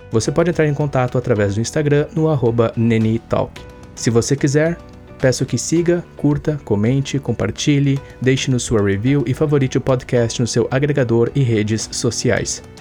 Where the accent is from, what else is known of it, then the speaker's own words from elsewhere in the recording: Brazil; E nós, como brasileiros, digamos assim, posso falar por mim e por ti, amamos futebol, né?